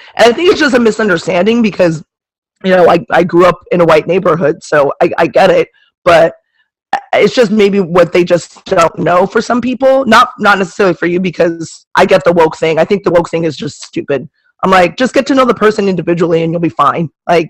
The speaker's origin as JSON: {"language": "English", "town": "Manhattan Beach", "region": "California", "country": "United States", "tie": "born or raised there", "said": "I grew up in I grew up in Manhattan Beach, so I was like one of five black kids in my school, and I'm Asian"}